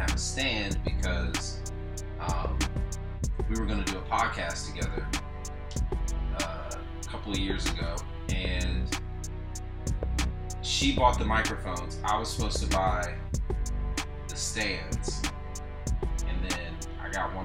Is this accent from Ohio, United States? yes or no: yes; Lima, Ohio, United States; moved away; I'm currently in my hometown, Lima, Ohio